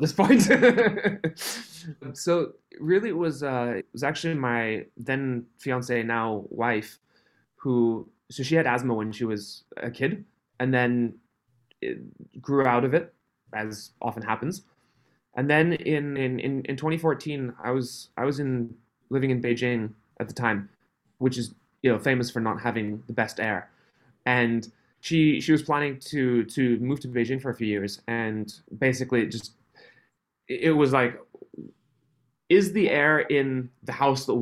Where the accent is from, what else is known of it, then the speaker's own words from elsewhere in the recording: Switzerland; I was born and grew up in Switzerland, on a halfway up a mountain in the middle of nowhere.